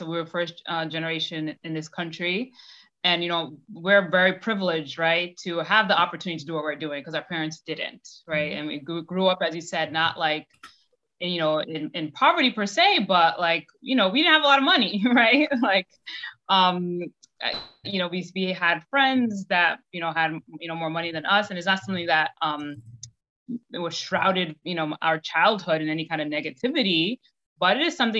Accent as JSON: {"language": "English", "town": "New York City", "region": "New York", "country": "United States", "tie": "born or raised there", "said": "Born and raised in Brooklyn, New York."}